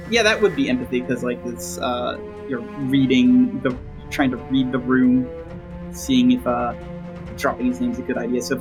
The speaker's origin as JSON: {"language": "English", "region": "New Jersey", "country": "United States", "said": "I'm from Jersey. I'm from the eastern side of hell."}